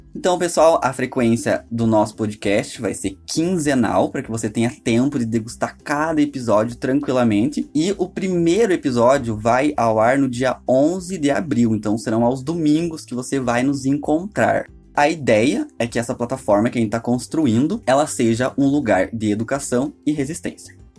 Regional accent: metropolitan region of Curitiba, Paraná, Brazil; sou também da região metropolitana de Curitiba, moro em Mandirituba

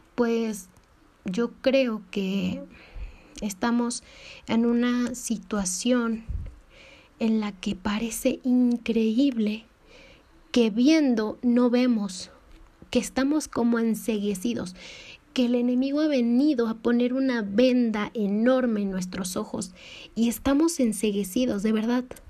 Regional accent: Mexico; soy de México

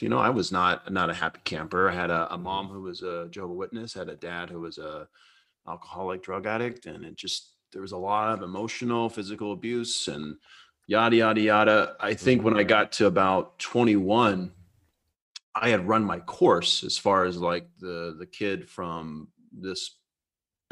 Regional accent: Decatur, Alabama, United States; also born or lived in San Diego, California; now in Seattle, United States; near where I was born in Decatur

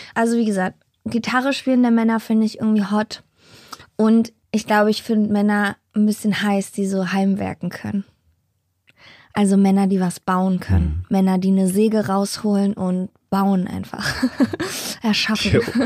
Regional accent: Berlin, Germany; ich bin ja eigentlich im Osten aufgewachsen, in Hellersdorf, in der Platte, so Randbezirk.

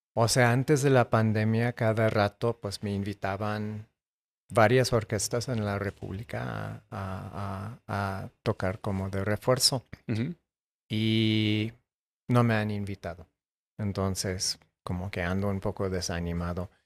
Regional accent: Tucson, Arizona, United States; yo crecí en Tucson, Arizona

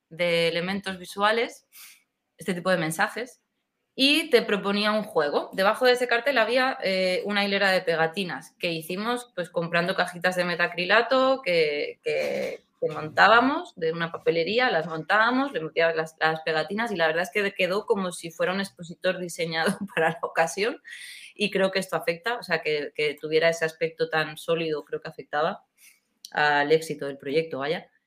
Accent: Seville, Andalusia, Spain; yo soy de Sevilla, aunque no lo parezca por mi acento, porque se me pegan mucho los acentos

